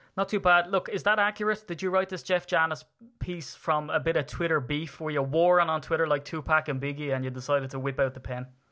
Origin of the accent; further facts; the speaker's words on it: Ireland; I'm an Irishman